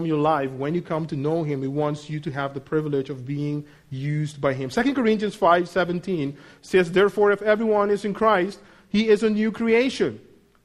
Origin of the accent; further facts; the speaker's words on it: Netherlands; moved away as an adult; also born or lived in United States; now in Mexico; I'm a Dutch citizen. I've lived for almost 18 years out of my home country.